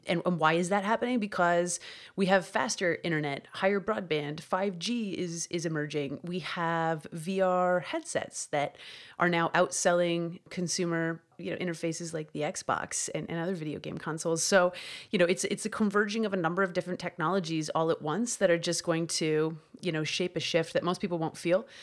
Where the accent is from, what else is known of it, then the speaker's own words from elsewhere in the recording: Canada; I grew up in Canada collecting hockey cards